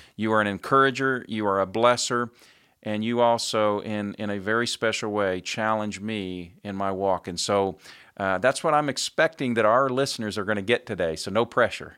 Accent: Indianapolis, Indiana, United States; my hometown of Indianapolis, Indiana.

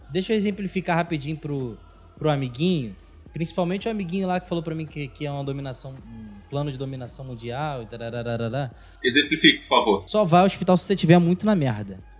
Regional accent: São Gonçalo, Rio de Janeiro, Brazil; eu sou de São Gonçalo e trabalho

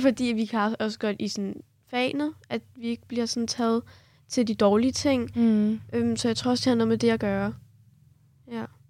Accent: Kurdistan Region, Iraq; now in Denmark; fra Irak

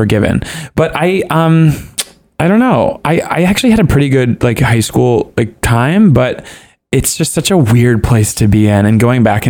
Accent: Georgia, United States; moved away; growing up in Georgia, like a smaller town in Georgia

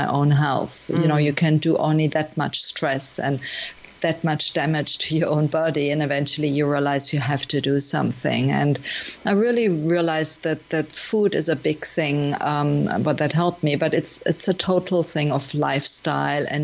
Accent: Germany; also born or lived in Miami; now in Portugal; I'm from Germany and I lived in many countries, including Miami. And nowadays I'm in Portugal, beautiful Portugal here.

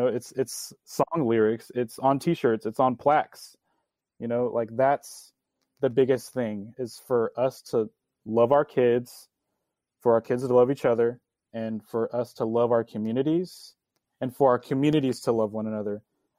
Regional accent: Mansfield, Texas, United States; growing up in Mansfield ISD

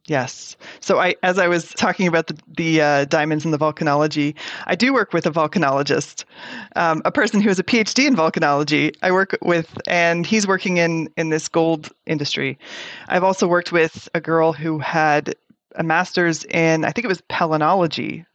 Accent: Toronto, Ontario, Canada; I grew up in Toronto, Canada

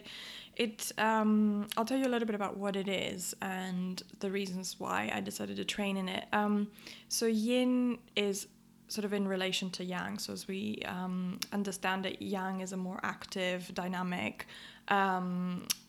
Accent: Athens, Attica, Greece; moved away as an adult; now in London, United Kingdom; I grew up in Athens and I moved to London to study psychology.

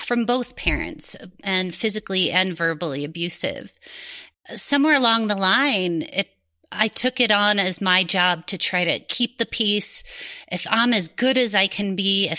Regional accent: a suburb of Cleveland, Ohio, United States; I grew up in a suburb of Cleveland, Ohio

